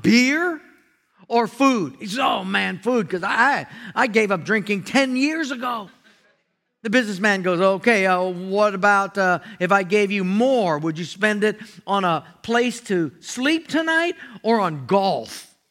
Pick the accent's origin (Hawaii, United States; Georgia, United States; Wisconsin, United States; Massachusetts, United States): Hawaii, United States; it was a housing where I grew up in Hawaii, very tough